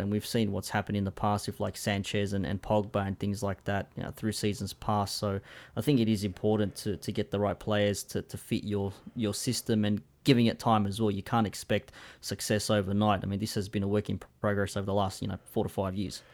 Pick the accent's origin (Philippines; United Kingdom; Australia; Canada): Australia; my, uh, local Australian League team